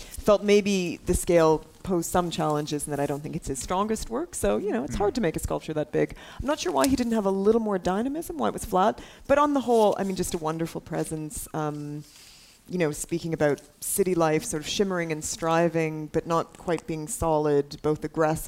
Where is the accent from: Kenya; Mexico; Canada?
Canada; as a Canadian